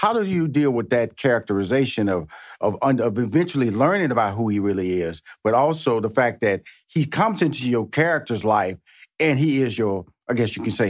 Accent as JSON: {"language": "English", "town": "Houston", "region": "Texas", "country": "United States", "also_born_or_lived": "New York, United States", "said": "I lived in New York 4 years, I'm originally from Houston, Texas. I lived in New York 4 years."}